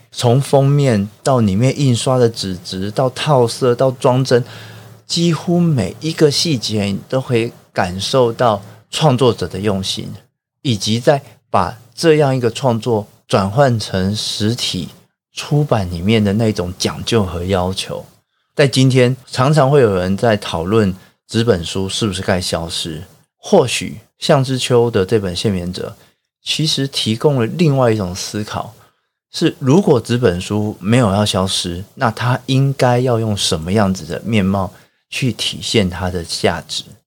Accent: Taiwan; now in Japan; 作为一个台湾人，然后生在日本的当下

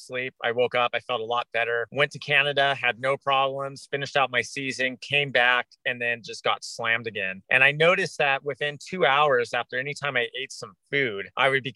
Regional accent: Orange County, Southern California, United States; also born or lived in Laguna Beach, California; now in Alaska, United States; I'm originally from Southern California. I grew up in Orange County and I went to junior high in Laguna Beach, California

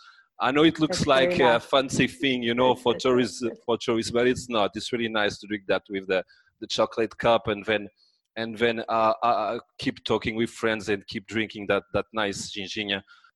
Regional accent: France; accent: French; English is a second language; moved away as an adult; now in Portugal; I brought my French accent, but I also brought my wife from France

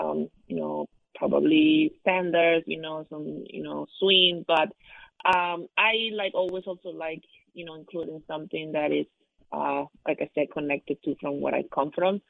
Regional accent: Mexico; now in Grand Rapids, United States; I was born in Mexico, raised in Mexico, and I grew up there playing music

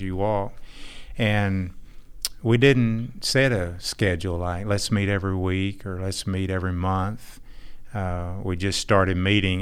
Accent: Texas, United States; also born or lived in Fort Worth, Texas / Irving, Texas; I'm from Texas

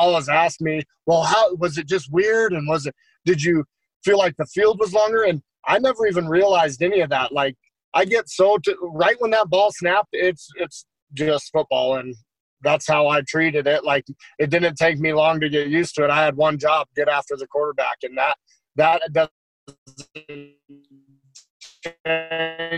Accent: Colorado, United States; also born or lived in Canada / Wyoming; I grew up in Colorado

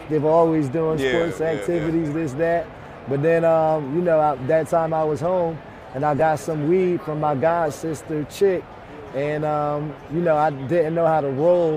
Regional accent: Ewing, New Jersey, United States; my hometown in Ewing, New Jersey

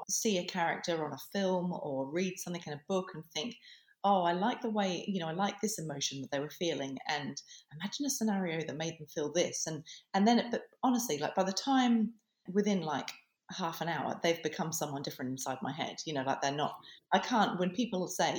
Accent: Adelaide Hills, South Australia, Australia; moved away as an adult; now in England; my hometown. You know, that I grew up in the Adelaide Hills

